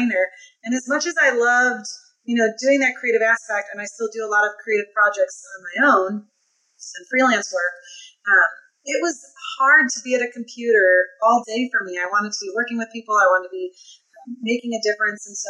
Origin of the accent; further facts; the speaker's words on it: Midwest, United States; now in Key West, United States; I'm currently located in Key West, Florida. It's not where I'm originally from. I'm a Midwest gal